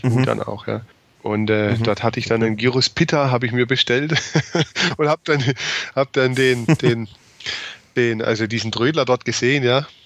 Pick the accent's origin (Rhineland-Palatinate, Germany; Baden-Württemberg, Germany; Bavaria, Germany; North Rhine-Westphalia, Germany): Baden-Württemberg, Germany; Also bei uns in Baden-Württemberg, zumindest war so also meine Wahrnehmung, die waren einfach komplett weg.